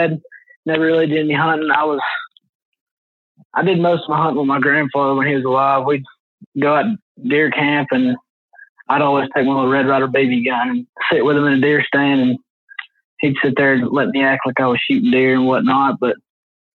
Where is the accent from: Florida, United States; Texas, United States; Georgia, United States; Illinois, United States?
Georgia, United States; Dalton; I'm from Dalton, Georgia